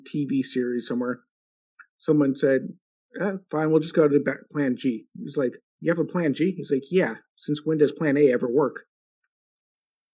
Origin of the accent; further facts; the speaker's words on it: United States; I'm an American